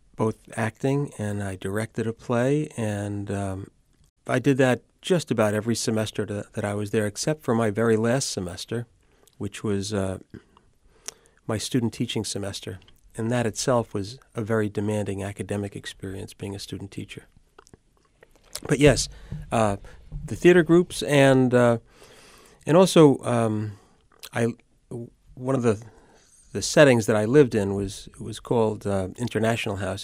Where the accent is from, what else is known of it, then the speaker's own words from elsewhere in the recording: New York City, New York, United States; also born or lived in Syracuse, New York; I grew up in Brooklyn, and I attended Zavarian High School in Brooklyn